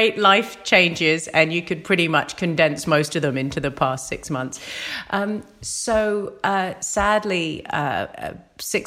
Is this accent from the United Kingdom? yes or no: yes; United Kingdom; accent: British; now in Australia; I came out of university, that was in the UK, obviously by my accent.